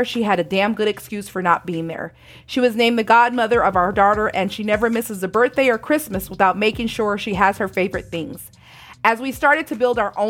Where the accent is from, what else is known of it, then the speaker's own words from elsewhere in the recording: San Bernardino, California, United States; where I lived in San Bernardino, California